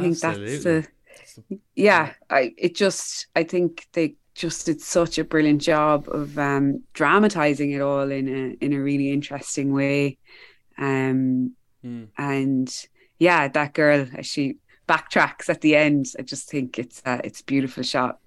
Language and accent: English; Kilkenny, Leinster, Ireland; I'm from Kilkenny